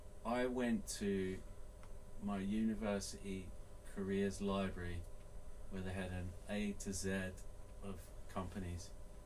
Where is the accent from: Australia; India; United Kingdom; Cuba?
United Kingdom; London; moved away as an adult; now in Japan; I was born in South London. I haven't lived in England for 20 odd years, so I can barely call myself English.